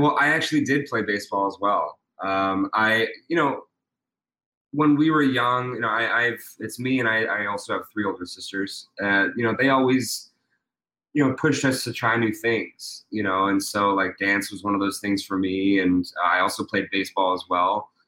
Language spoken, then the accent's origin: English; Pittsburgh, Pennsylvania, United States; I'm from Pittsburgh, Pennsylvania.